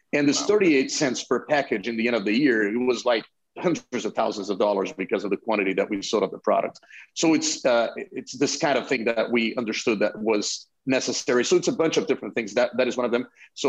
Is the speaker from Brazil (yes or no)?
yes; Brazil; moved away as an adult; now in United States; No, actually, I'm from Brazil. I moved to the US in 2014.